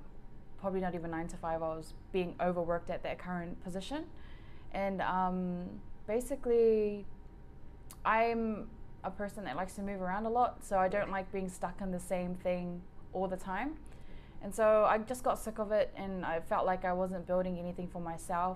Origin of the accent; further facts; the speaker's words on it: Auckland, New Zealand; I grew up in Mangere.